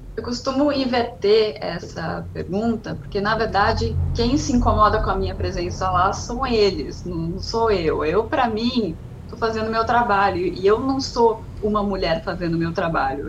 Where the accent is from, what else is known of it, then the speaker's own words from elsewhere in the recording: Águas de Lindóia, São Paulo, Brazil; moved away as an adult; also born or lived in Bragança Paulista / Campinas; now in London, United Kingdom; nasci em Bragança Paulista, nunca morei em Bragança Paulista, fui criada em Água de Lindóia, numa cidade pequenininha de 12 mil habitantes